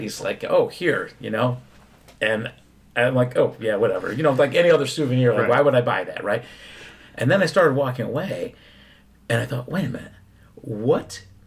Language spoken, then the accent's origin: English; Philadelphia, Pennsylvania, United States; I was born in Philadelphia.